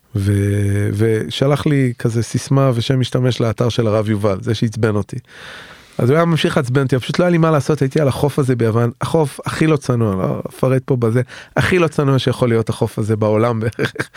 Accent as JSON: {"language": "Hebrew", "town": "Tel Aviv", "region": "Tel Aviv District", "country": "Israel", "said": "בתור תל אביבי שמאלני"}